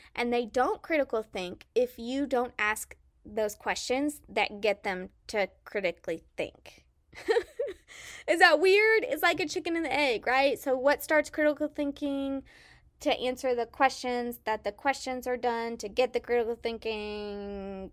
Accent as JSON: {"language": "English", "town": "Salina", "region": "Kansas", "country": "United States", "tie": "born or raised there", "also_born_or_lived": "Mississippi", "accent": "southern twang", "moved": "as an adult", "said": "born and raised in Salina, Kansas"}